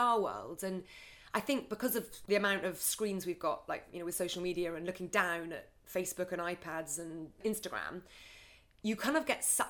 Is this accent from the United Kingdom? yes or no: yes; Scotland, United Kingdom; I grew up in Scotland, in the middle of nowhere